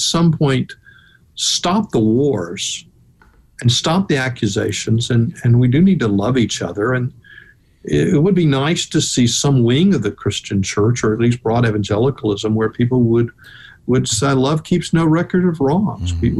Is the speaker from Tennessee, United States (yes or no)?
yes; Memphis, Tennessee, United States; now in Atlanta, United States; in Tennessee, you know, I lived in Memphis